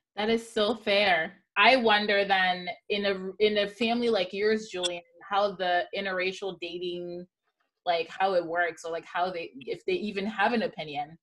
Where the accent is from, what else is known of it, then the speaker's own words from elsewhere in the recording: Libreville, Estuaire, Gabon; born and raised in Libreville, Gabon, just like I was